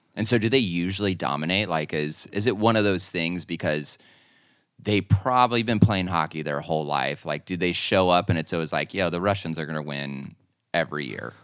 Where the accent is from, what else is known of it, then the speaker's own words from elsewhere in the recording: Arizona, United States; also born or lived in Anaheim, California; I grew up in Anaheim, but then moved to Arizona when I was about ten years old.